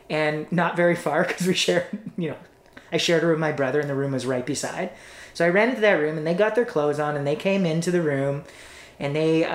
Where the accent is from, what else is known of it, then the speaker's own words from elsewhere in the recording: Toronto, Ontario, Canada; I grew up in East York in Toronto.